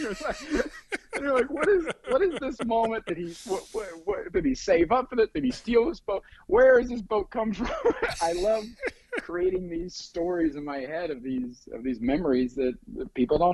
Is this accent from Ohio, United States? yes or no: yes; Ohio, United States; now in Hollywood, United States; I grew up in Ohio, right, a little town.